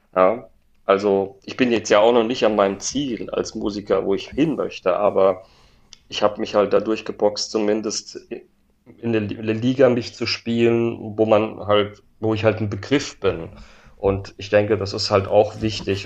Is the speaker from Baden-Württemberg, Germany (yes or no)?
no; Worms, Rhineland-Palatinate, Germany; meine Heimatstadt Worms